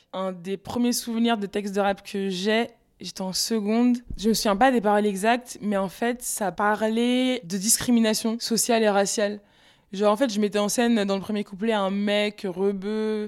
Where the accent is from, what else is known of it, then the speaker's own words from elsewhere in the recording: Paris region suburbs, Île-de-France, France; je suis pas de Paris, je suis de région parisienne, mais je suis de banlieue.